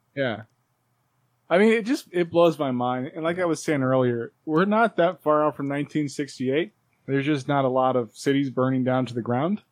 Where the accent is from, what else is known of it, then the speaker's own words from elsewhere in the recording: New York, United States; I'm a New Yorker.